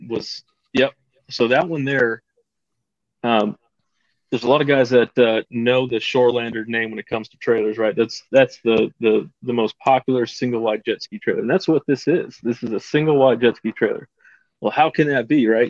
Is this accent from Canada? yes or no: no; Caldwell, Idaho, United States; I'm from Caldwell, Idaho, just on the outskirts of uh, Boise